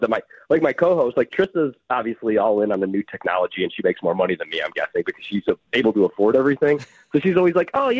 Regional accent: Chicago, Illinois, United States; moved away as an adult; also born or lived in Milwaukee, Wisconsin; now in Washington, D.C., United States; I grew up in the Chicagoland area, and then I was in Milwaukee for a couple years

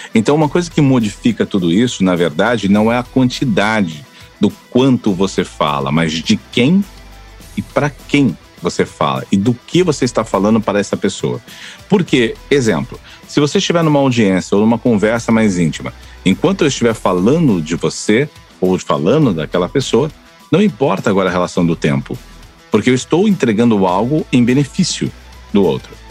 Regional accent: interior of São Paulo, Brazil; moved away as an adult; now in Florianópolis, Brazil; Faz 18 anos que moro em Floripa, sou do interior de São Paulo

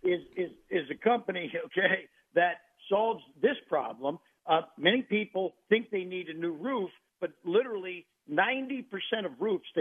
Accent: Cincinnati, Ohio, United States; now in Central Florida, United States; I grew up in Cincinnati, Ohio, so I'm a Midwest boy.

